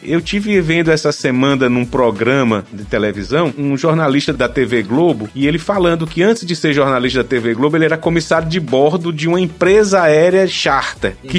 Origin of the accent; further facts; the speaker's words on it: Teresina, Piauí, Brazil; eu vim de Teresina, nasci e me criei, como a gente diz aqui, nesse calorão